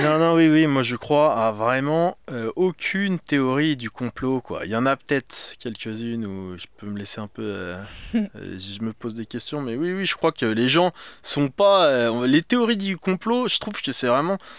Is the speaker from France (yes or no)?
yes; France; now in Paris, France; je suis français, j'ai grandi en province.